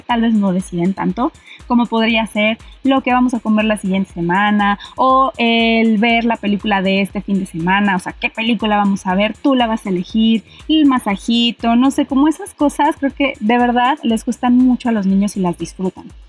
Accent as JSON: {"language": "Spanish", "country": "Mexico", "said": "nosotros como mexicanos"}